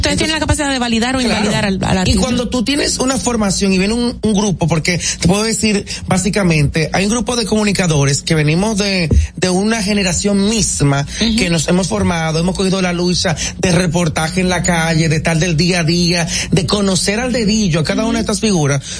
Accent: San Pedro de Macorís, Dominican Republic; moved away as an adult; now in Santo Domingo, Dominican Republic; Yo vengo de San Pedro de Macorís, la Sultana del Este

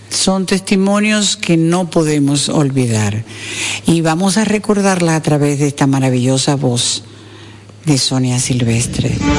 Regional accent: Dominican Republic; nosotras las dominicanas.

